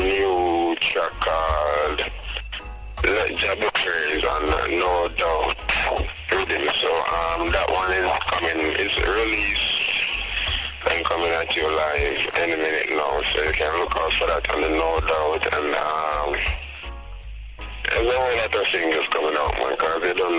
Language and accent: English; Jamaica; I grew up in Jamaica